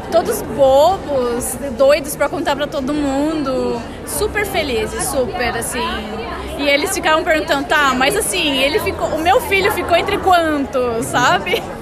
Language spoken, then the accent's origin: Portuguese; Joinville, Santa Catarina, Brazil; Eu sou do sul, de Joinville, Santa Catarina, sim.